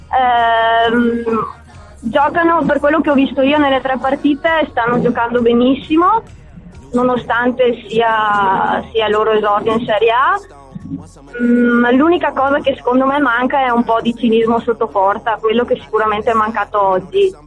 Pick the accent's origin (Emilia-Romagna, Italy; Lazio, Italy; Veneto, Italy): Veneto, Italy; Eh, voglio sottolineare che sono veneta.